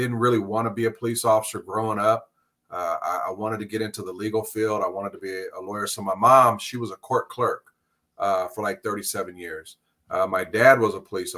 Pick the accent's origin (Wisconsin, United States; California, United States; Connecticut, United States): California, United States; Los Angeles; also born or lived in San Pedro / Carson / Compton; I was born and raised right here in LA County.